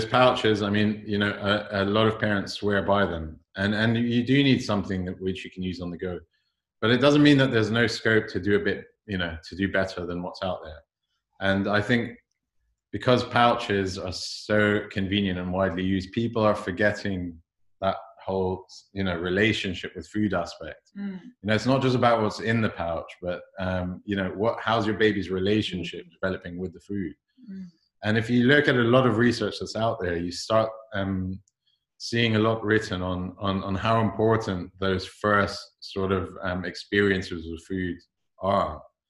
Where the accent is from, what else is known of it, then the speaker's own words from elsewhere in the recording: London, United Kingdom; I was born and raised here. My accent's gone funny along the way, but I am a true Londoner.